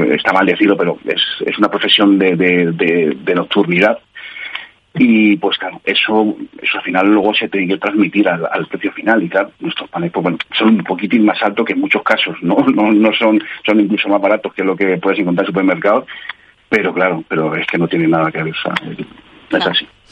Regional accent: Madrid, Community of Madrid, Spain; yo que soy de aquí de Madrid, bueno, haya vivido por muchos sitios

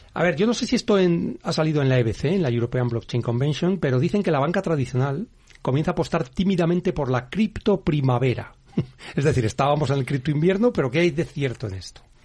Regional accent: Spain

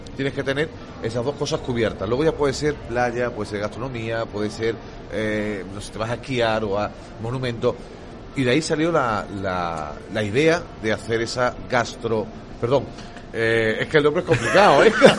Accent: Granada, Andalusia, Spain; now in Málaga, Spain; yo ahora eh, eh, soy granadino, pero bueno, he vivido, ahora vivo en Málaga.

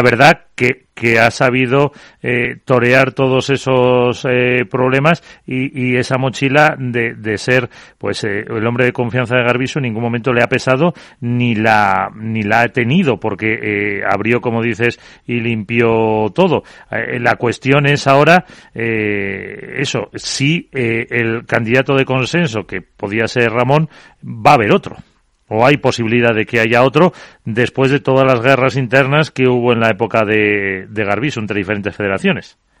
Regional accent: La Rioja, Spain; Yo como riojano

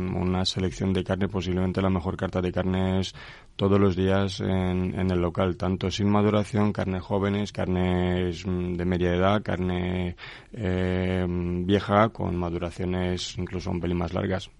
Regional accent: Craiova, Dolj, Romania; Spanish is a second language; moved away as an adult; now in Tordesillas, Spain; Yo soy de Rumanía soy de una maravillosa ciudad que se llama Craiova. Nací ahí hace 44 años y desde hace 19 años pues eh, vivo aquí en España

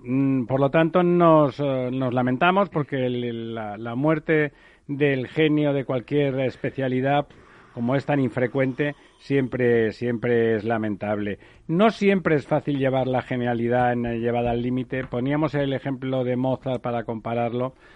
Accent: Barcelona, Catalonia, Spain; yo soy de Barcelona y del Barça

